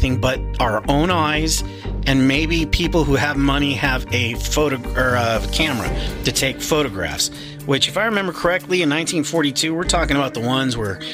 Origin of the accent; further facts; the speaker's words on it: Arizona, United States; I'm from Arizona